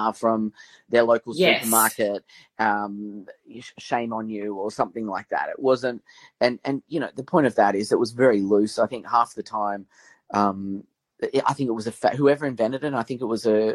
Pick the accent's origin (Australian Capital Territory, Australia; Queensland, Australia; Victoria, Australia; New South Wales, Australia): Australian Capital Territory, Australia; Canberra; I grew up in Canberra, a very sort of working class family.